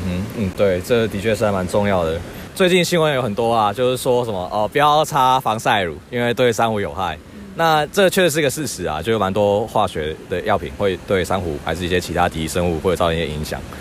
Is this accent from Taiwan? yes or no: yes; Keelung, Taiwan; 我是基隆人